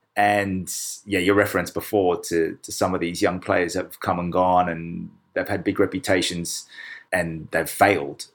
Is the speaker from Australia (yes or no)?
yes; Australia; now in Kent, United Kingdom; being Australian